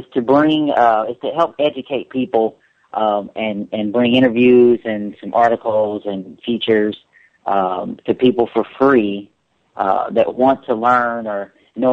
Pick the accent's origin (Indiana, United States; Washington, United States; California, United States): Indiana, United States; Indianapolis; moved away; also born or lived in Dallas, Texas / Los Angeles; I am actually from Indianapolis, Indiana